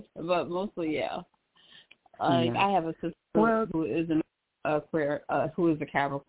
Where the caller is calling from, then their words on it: Michigan, United States; I'm calling from Michigan.